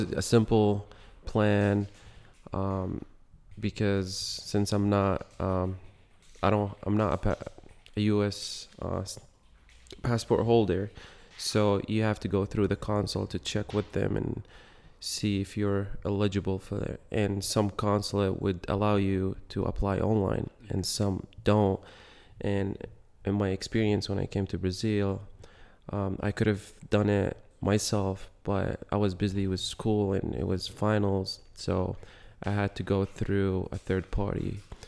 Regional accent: Yemen; I'm from Yemen, born and raised.

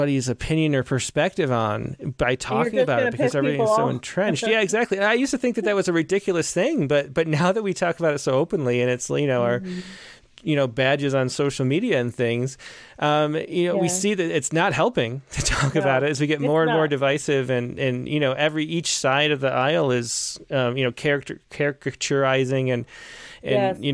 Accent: Rochester, New York, United States; my hometown of Rochester with Kodak leaving

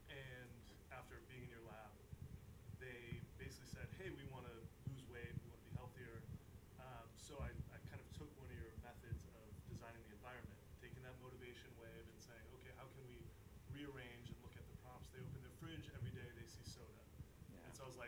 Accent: Midwest, United States; I grew up in the Midwest.

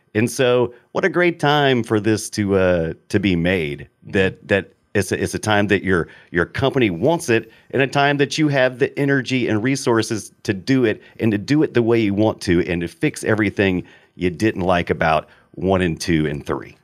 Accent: United States; I'm an American

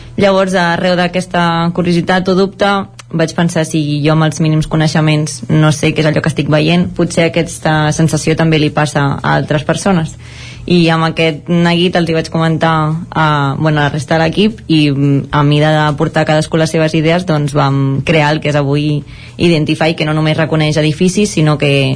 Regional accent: La Garriga, Catalonia, Spain; nosaltres som de la Garriga

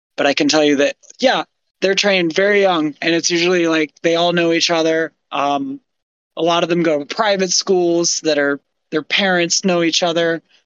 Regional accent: United States

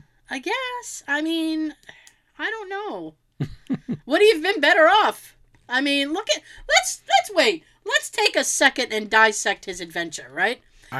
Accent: West Point, New York, United States; Upstate. I'm from West Point.

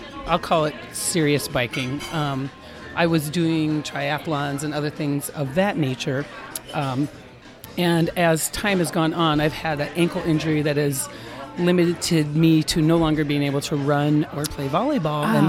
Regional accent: Northwest Iowa, United States; I grew up in Northwest Iowa

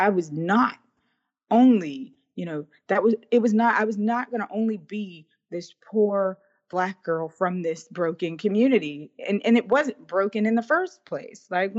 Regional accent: Braddock, Pennsylvania, United States; my hometown in Braddock

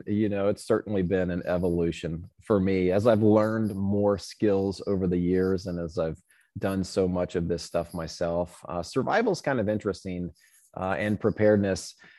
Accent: Indiana, United States; Yeah, so I grew up in Boy Scouts in Southern Indiana.

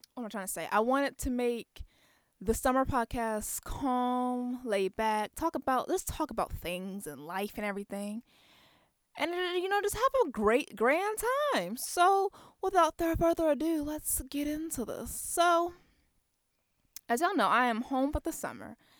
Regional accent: Waldorf, Maryland, United States; I'm from Waldorf, Maryland. It's a small town.

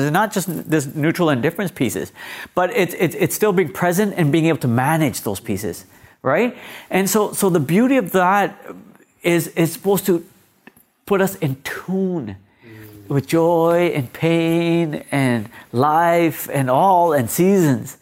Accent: Mississauga, Ontario, Canada; also born or lived in Punjab, India; Growing up in Malta, I lived on Victory Crescent

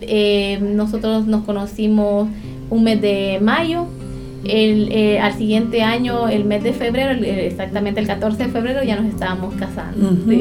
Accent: La Ceiba, Atlántida, Honduras; soy de La Ceiba, eh, Atlántida, la costa de Honduras

